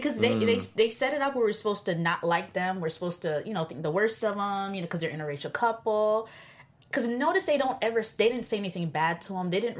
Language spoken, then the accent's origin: English; Florida, United States; And I'm a Florida girl